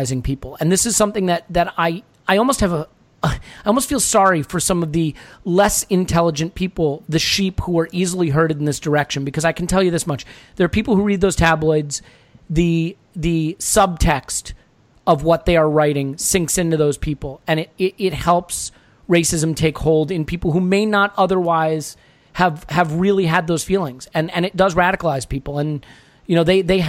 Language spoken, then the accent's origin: English; United States; as an American